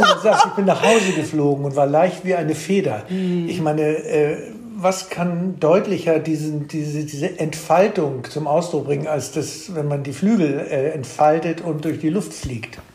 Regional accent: Germany; du sowieso ein Exot bist als Deutscher

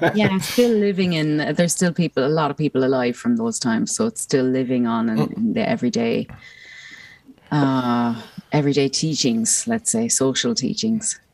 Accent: Ireland; growing up as an Irish person

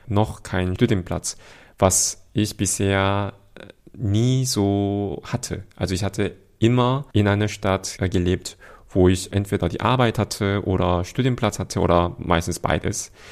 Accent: Seoul, South Korea; wie die queeren Menschen in Seoul, also wo ich herkomme, in Südkorea unterwegs sind

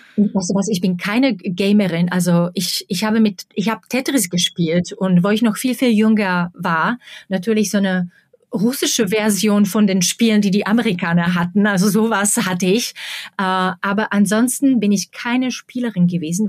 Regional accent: Slovakia; German is a second language; moved away as an adult; also born or lived in Prague, Czech Republic; now in Berlin, Germany; ich bin aus der Slowakei weggezogen in den späten 90er Jahren

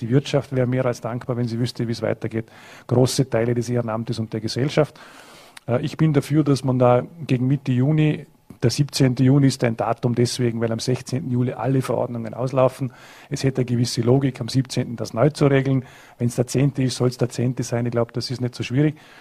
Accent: Vorarlberg, Austria; in Hard, in Lustenau, in Bregenz, in Dornbirn, in meiner Heimatgemeinde

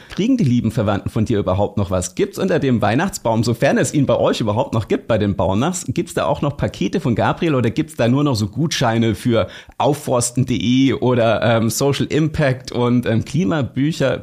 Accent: Germany; als Deutsche

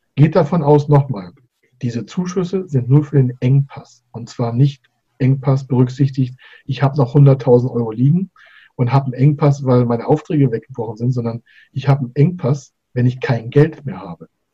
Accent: Schleswig-Holstein, Germany; mein Geburtsland äh, Schleswig-Holstein

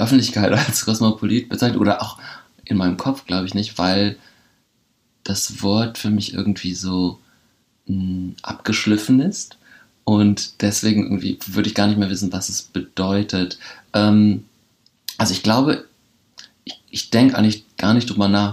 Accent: Bremen, Germany; moved away; ich bin in Horn aufgewachsen, an der Grenze mit Oberneuland

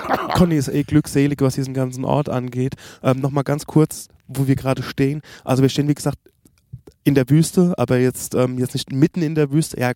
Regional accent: Germany; Und ja, ah, wir kommen aus Deutschland, das übliche Tete-a-Tete, was wir machen, Roadtrip

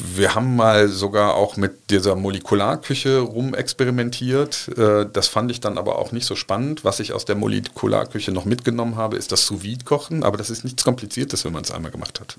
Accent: Cologne, North Rhine-Westphalia, Germany; Ich bin eine Kölsche Jung, mag man von dem, von dem Namen her nicht glauben, aber ich bin tatsächlich in Hohenlind geboren

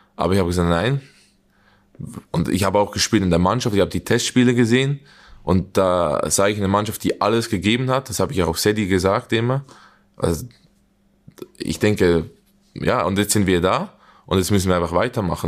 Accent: Young Boys, Bern, Switzerland; moved away as an adult; now in Germany; gegen Young Boys, wo ich aufgewachsen bin, wo ich die Juniorenabteilung gespielt habe

